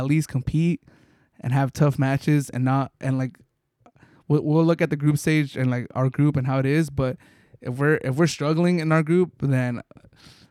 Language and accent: English; Mexico; as a Mexican hearing people talk about Mexico and seeing it and growing up in Mexico